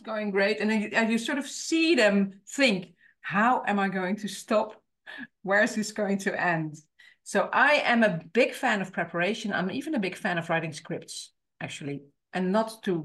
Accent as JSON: {"language": "English", "country": "Netherlands", "second_language": "English", "said": "I am from the Netherlands, so I live in the Netherlands"}